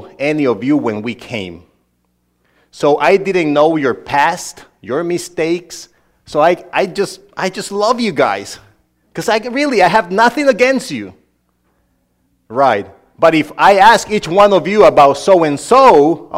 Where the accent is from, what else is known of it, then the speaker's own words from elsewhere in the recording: Honduras; English is a second language; moved away; this guy from Honduras ended up being a preacher there